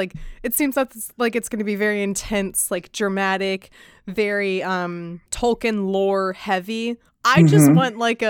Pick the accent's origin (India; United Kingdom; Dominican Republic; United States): United States; Virginia; Everyone knows I'm from Virginia.